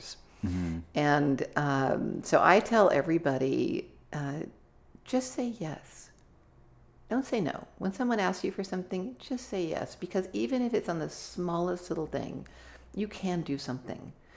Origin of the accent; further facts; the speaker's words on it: Santa Barbara, California, United States; moved away; Santa Barbara, mm-hmm. where my hometown.